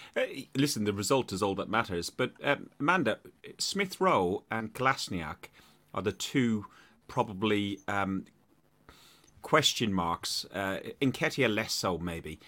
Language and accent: English; Ireland; accent: Irish; my Irish accent gets even stronger when I'm tired